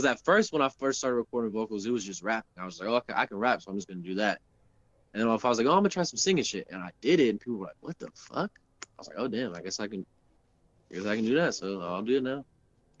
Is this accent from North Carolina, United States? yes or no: yes; Charlotte, North Carolina, United States; moved away; I probably would have never left Charlotte the first time, for sure. I would have never left my hometown.